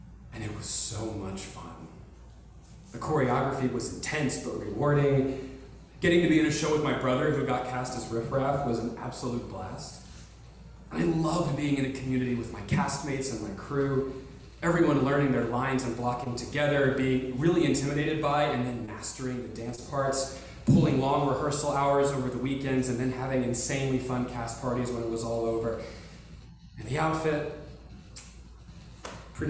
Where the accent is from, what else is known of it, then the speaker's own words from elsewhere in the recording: Conway, Arkansas, United States; my hometown of Conway, Arkansas